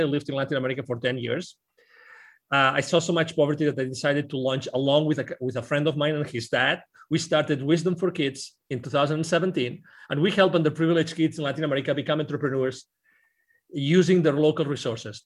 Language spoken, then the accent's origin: English; Barcelona, Catalonia, Spain; English is a second language; now in Plano, United States; I'm originally from Barcelona. I lived in Plano, Texas